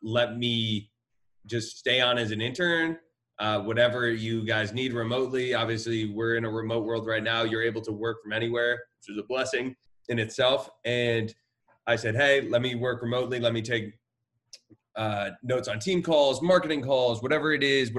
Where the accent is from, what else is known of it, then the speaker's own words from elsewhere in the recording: Ardsley, New York, United States; I grew up in Ardsley, New York. It's a small town, about one square mile.